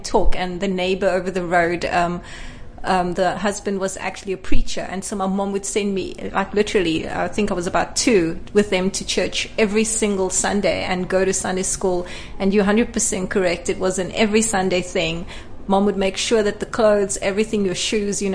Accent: Cape Town, Western Cape, South Africa; I grew up in Cape Town

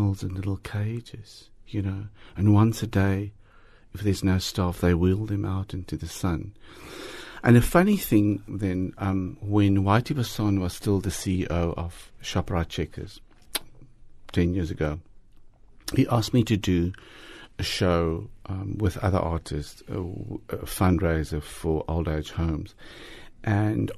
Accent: Harrismith, Free State, South Africa; moved away; I grew up in Harry Smith, the Free State

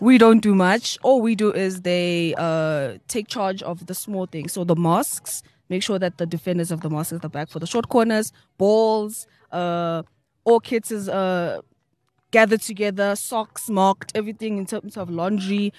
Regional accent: Mpumalanga, South Africa; I come from Mpumalanga, deep down in Null Springs, up in South Africa

